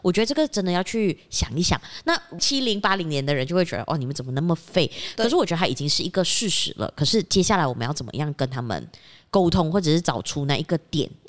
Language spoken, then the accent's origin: Chinese; Penang, Malaysia; OK，对不起大家，我们的福建话真的不是很好啊，就算我是槟城人